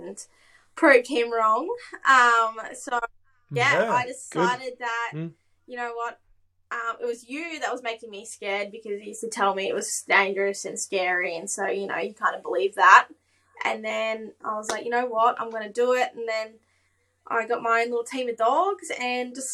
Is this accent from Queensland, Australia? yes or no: yes; Goondiwindi, Queensland, Australia; also born or lived in Charleville; originally from Gundawindi or Inglewood area, Gundawindi, no one knows Inglewood, so I just say Gundy.